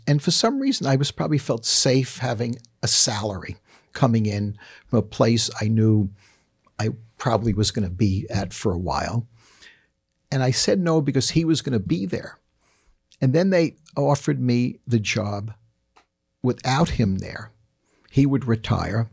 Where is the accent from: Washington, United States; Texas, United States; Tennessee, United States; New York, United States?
New York, United States; New York City; I grew up in the Bronx